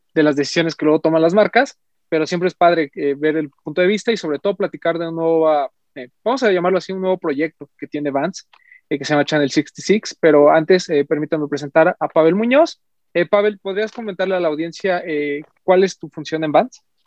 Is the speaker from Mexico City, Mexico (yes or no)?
yes; Mexico City, Mexico; a nosotros como, como, parte de, la Ciudad de México, vamos a decirlo así, y como mexicanos en general